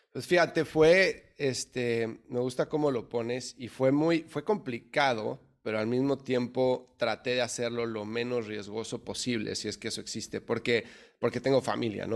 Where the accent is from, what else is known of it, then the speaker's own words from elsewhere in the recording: Mexico City, Mexico; moved away as an adult; now in United States; yo soy mexicano de la Ciudad de México, nací, crecí en el DF